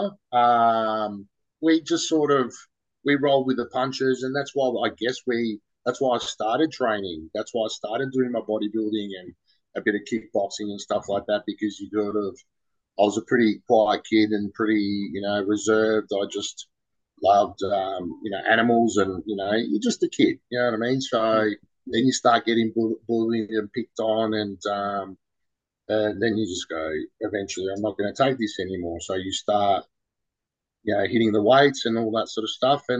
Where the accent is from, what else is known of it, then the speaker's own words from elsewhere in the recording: Dandenong, Victoria, Australia; now in Mornington Peninsula, Australia; I was originally there, and now I'm on the peninsula.